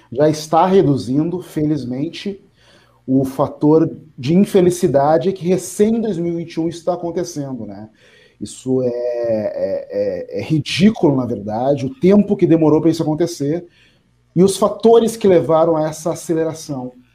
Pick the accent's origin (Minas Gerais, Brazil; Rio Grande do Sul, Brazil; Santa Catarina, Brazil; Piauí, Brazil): Rio Grande do Sul, Brazil; Porto Alegre; Eu cresci na periferia, eu nasci na Restinga